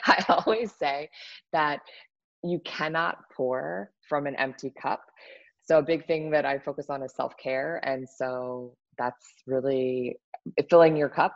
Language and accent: English; Washington, District of Columbia, United States; I am from Washington, D.C., born and raised.